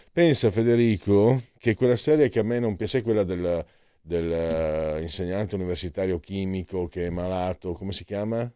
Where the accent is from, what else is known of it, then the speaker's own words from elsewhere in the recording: Friuli-Venezia Giulia, Italy; dalle mie parti, il Triestino, anche se, insomma, è diverso Trieste e Friuli, però la regione è la stessa